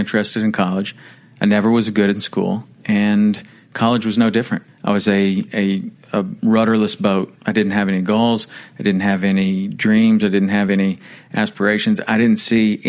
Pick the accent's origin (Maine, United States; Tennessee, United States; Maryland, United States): Tennessee, United States; Chattanooga; moved away as an adult; also born or lived in Alabama / Wyoming / Florida Keys; I was raised in Chattanooga, Tennessee, lived there all through high school.